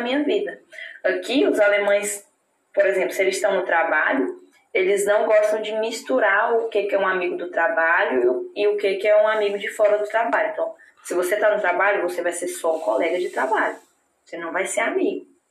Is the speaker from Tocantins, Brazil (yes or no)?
yes; Palmas, Tocantins, Brazil; moved away as an adult; now in Germany; Eu venho do Tocantins, eu venho do norte do Brasil